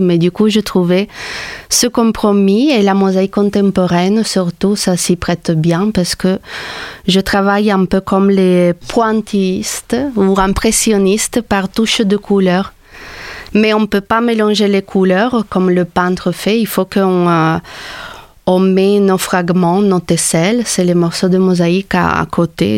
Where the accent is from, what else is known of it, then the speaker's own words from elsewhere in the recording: Trieste, Friuli-Venezia Giulia, Italy; moved away as an adult; also born or lived in Paris, France; now in Montpellier, France; je viens d'Italie, de, la ville de Trieste, Trieste